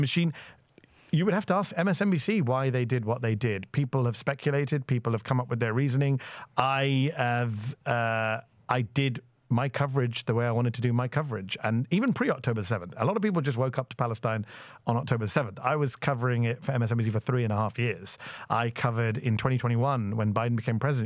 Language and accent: English; United Kingdom; now in United States; as a British American brown Muslim lefty immigrant